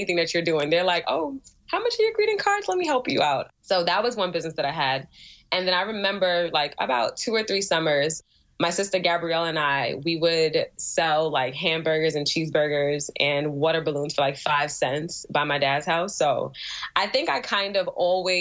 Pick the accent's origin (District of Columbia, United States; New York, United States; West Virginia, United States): New York, United States; New York City; also born or lived in Albany, New York